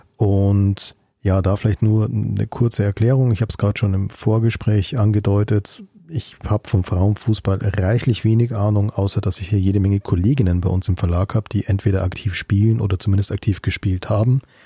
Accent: Munich, Bavaria, Germany; als gebürtiger Münchner

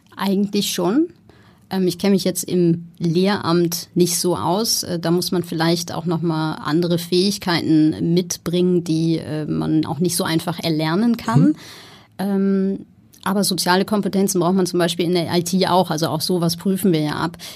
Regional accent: Ruhr area, North Rhine-Westphalia, Germany; moved away as an adult; also born or lived in Amsterdam / Copenhagen / Berlin; now in Hamburg, Germany; Ich bin groß geworden im Ruhrgebiet

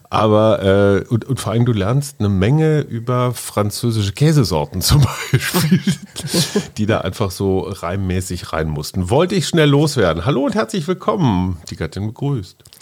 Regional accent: Münster, North Rhine-Westphalia, Germany; Meine Heimatstadt Münster

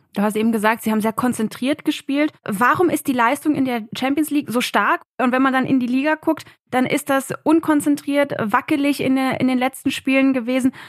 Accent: Berlin, Germany; als Berlinerin war ich natürlich sehr oft im Olympiastadion

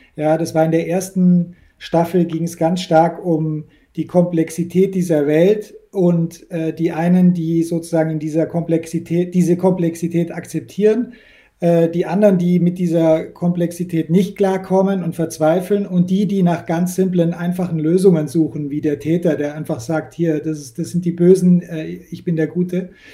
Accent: Munich, near the Austrian border, Bavaria, Germany; ich bin an der Grenze zu Österreich aufgewachsen

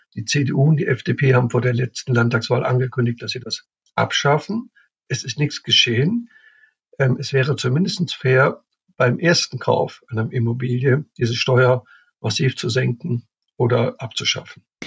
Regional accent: Cologne, North Rhine-Westphalia, Germany; ich komme aus Köln, ich kenn Köln.

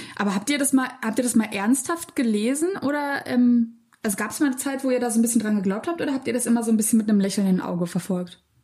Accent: Berlin, Germany; ich komme ähm, aus Lichtenberg ursprünglich

